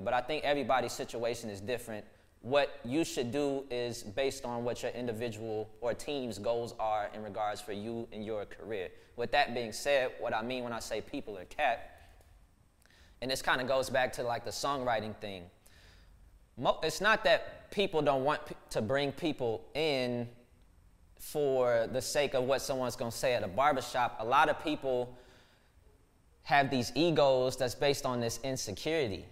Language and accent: English; Dallas, Texas, United States; my childhood, um, growing up in Pleasant Grove